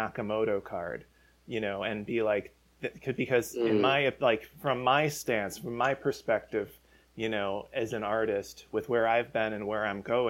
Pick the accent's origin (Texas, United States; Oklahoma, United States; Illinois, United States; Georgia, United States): Illinois, United States; Chicago; I grew up in Chicago